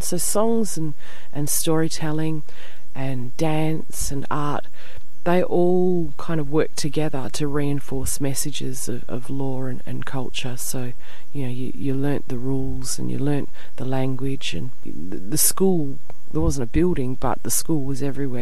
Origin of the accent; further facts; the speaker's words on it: Perth, Western Australia, Australia; also born or lived in Wheatbelt, Western Australia; I'm born and bred in Perth